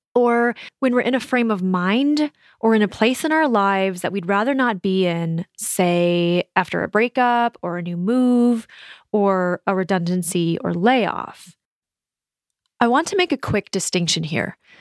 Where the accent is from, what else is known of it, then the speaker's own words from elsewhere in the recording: Minnesota, United States; moved away as an adult; also born or lived in San Francisco / New York / Melbourne / Edinburgh; moving out of my home state of Minnesota